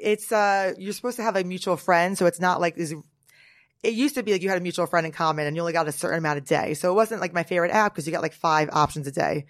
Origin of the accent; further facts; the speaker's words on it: Norwood, New Jersey, United States; now in Manhattan, United States; I'm from Jersey